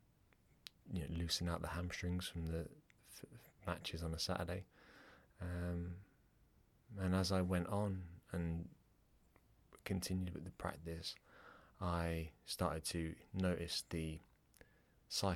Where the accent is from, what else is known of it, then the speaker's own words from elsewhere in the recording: England, United Kingdom; accent: English; moved away as an adult; now in Ireland; I have an English accent. I was born in England. My parents are Irish. And when I grew up, I was pretty naughty in school.